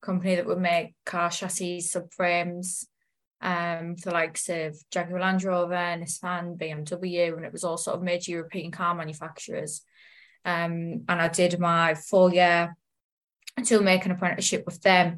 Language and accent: English; the Northeast, North East England, United Kingdom; moved away as an adult; I'm from the Northeast, and it's very, where I live is very industrial